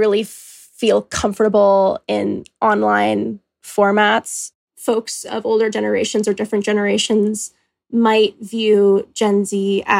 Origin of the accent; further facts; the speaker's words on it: Calgary, Alberta, Canada; moved away as an adult; now in Victoria, Canada; I'm 20 years old. I'll be 21 in October. I'm originally from Alberta, specifically Calgary, but now I go to school at UVic.